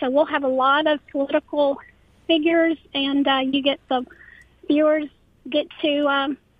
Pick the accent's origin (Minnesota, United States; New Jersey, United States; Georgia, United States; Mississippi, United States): Mississippi, United States; Hinds County; I'm a candidate for Hinds County Supervisor in District 4. Born and raised in Hinds County, have a deep adoration for this area. I live in Raymond with my four children, my husband of almost 30 years